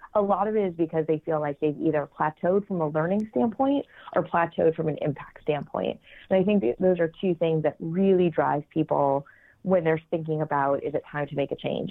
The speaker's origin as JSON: {"language": "English", "region": "New England", "country": "United States", "moved": "yes", "lives_now": "New York City, United States", "said": "I uh, currently live in New York City. We've been here for about nine years, though I'm originally from New England."}